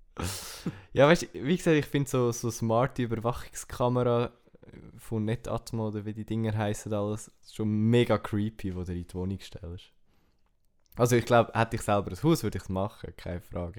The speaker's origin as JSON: {"language": "German", "country": "Switzerland", "second_language": "German", "said": "als Schweizer halt noch schwierig, weil du entweder musst Hochdeutsch reden oder Englisch."}